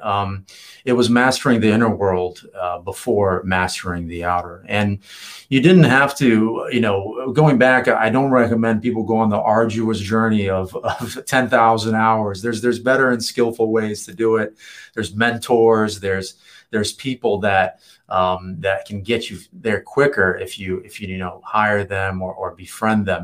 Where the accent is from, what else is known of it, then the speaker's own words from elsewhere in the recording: Virginia, United States; moved away as an adult; also born or lived in Los Angeles; now in San Diego, United States; leave my hometown. I had to to get out of of Virginia